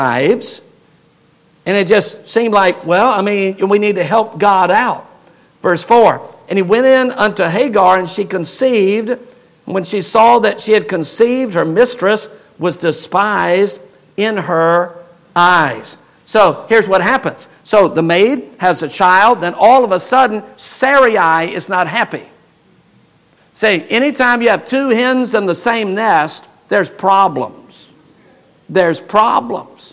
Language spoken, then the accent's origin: English; United States; we as American people in America